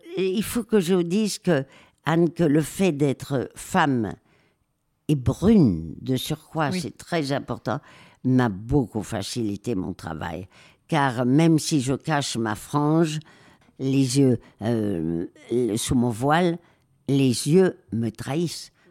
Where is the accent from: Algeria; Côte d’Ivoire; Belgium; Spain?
Spain; Madrid, Community of Madrid; moved away; also born or lived in Marseille / Alsace; j'ai été élevée euh, à Madrid après le divorce de mes parents